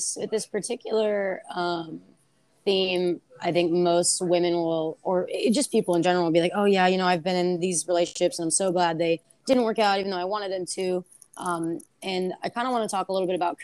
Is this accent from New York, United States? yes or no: no; Bay Area, Northern California, United States; moved away as an adult; also born or lived in San Luis Obispo, California / Washington, District of Columbia, United States; now in San Diego, United States; I am from Northern California, kind of around the Bay Area